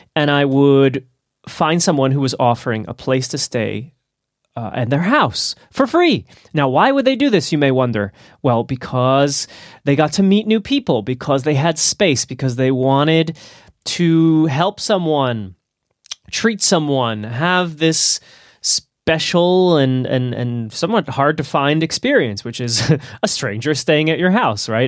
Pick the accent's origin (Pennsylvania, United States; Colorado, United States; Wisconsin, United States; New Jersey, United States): New Jersey, United States; moved away; my home state of New Jersey